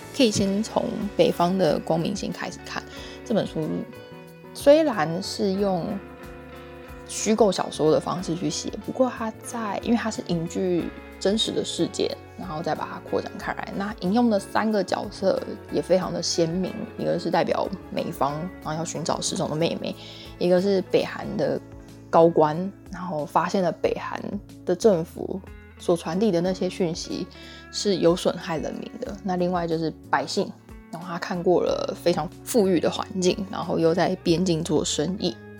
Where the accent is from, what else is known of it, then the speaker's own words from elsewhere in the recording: Taiwan; 我们就是出生在相对民主、安稳、富饶的地方